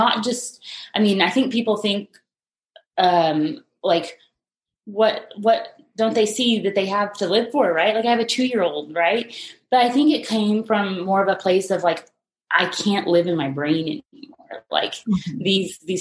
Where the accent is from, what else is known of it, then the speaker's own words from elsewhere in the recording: Texas Panhandle, United States; moved away as an adult; now in San Antonio, United States; I'm originally from the Texas Panhandle, but I've been in San Antonio for about 8 years.